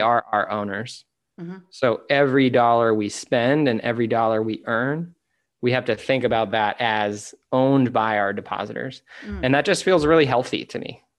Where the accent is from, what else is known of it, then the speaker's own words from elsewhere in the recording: United States; as an American male